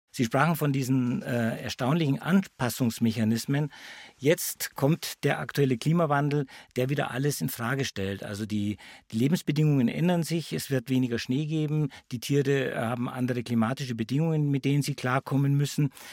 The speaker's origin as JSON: {"language": "German", "region": "Bavaria", "country": "Germany", "said": "bei uns in Bayern"}